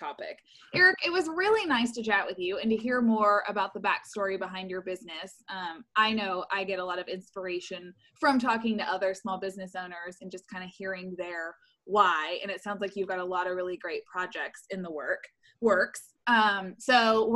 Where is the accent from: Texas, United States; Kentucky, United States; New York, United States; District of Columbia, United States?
Kentucky, United States; Louisville; moved away as an adult; now in Lexington, United States; I grew up in Louisville